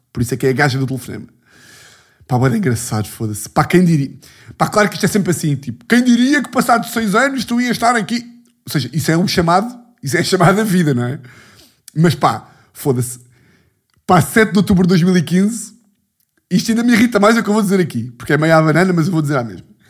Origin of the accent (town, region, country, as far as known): Lisbon, Portugal